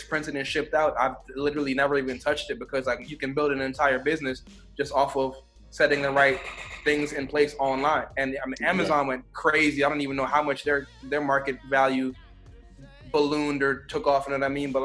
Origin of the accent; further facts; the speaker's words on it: Jamaica; also born or lived in South Florida; I'm Jamaican